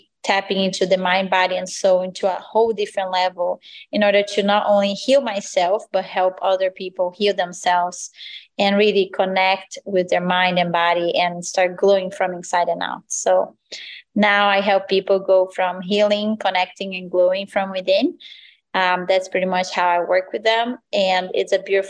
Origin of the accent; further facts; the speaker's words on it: Brazil; moved away as an adult; So I'm originally from Brazil. I grew up there since I was, I was born, and then I turned 18.